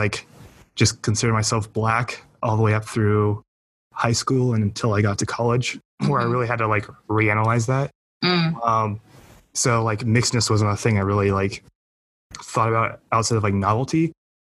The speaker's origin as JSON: {"language": "English", "region": "Southern California", "country": "United States", "tie": "born or raised there", "said": "born and raised in Southern California"}